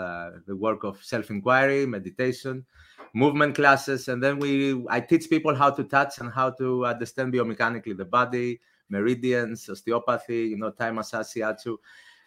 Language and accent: English; Athens, Attica, Greece; I grew up in Athens